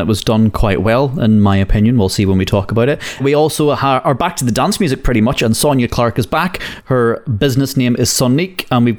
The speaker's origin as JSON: {"language": "English", "town": "Limavady", "region": "Northern Ireland", "country": "United Kingdom", "said": "they adopt the accent, which is like people where I come from in Limavady. Some people think that I'm completely English and that I don't sound Northern Irish in the slightest."}